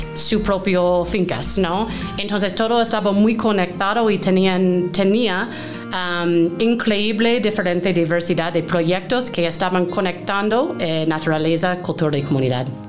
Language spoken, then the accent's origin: Spanish; Maine, United States; Spanish is a second language; moved away as an adult; also born or lived in New York / Peru; soy originalmente de Maine, es el estado más noreste del país eh, en Estados Unidos